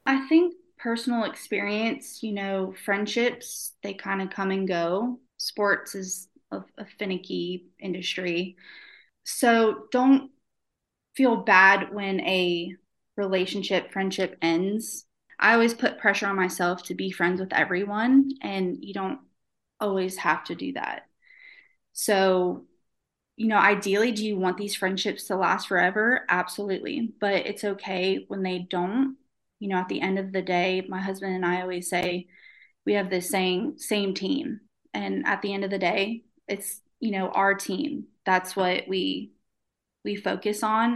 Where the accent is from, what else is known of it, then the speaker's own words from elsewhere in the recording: Florida, United States; now in Shreveport, United States; I'm from Florida